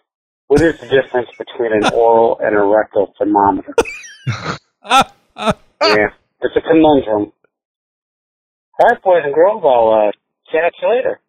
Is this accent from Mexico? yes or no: no; United States; accent: redneck